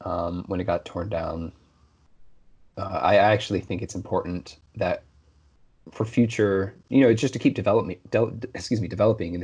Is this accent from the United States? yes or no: yes; Oregon, United States; I grew up in Oregon, so my state track meet was always held at Hayward Field